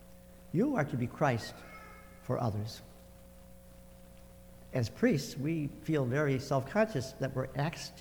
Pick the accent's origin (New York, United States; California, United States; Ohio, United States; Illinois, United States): Illinois, United States; Chicago; I was raised in Chicago